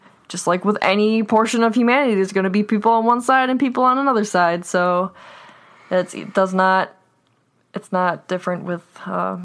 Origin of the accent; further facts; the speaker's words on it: United States; I'm American